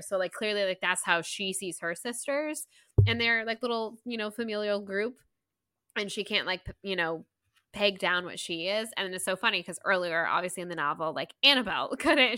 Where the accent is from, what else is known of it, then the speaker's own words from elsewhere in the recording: Southeast, United States; I was born and raised in the Southeast